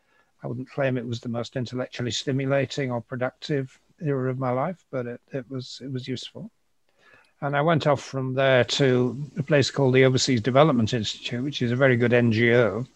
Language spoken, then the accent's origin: English; Yorkshire and the Humber, United Kingdom; accent: Yorkshire; also born or lived in Glasgow / London / Cambridge; Glasgow, London, Cambridge, rather more than I've lived in York, it would be surprising if I'd kept my Yorkshire accent.